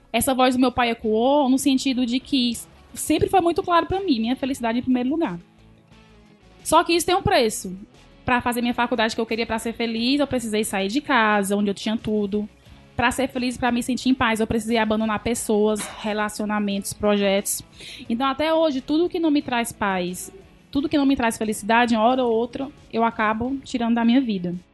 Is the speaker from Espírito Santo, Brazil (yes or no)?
no; Sobral, Ceará, Brazil; now in Fortaleza, Brazil; Sou de Sobral.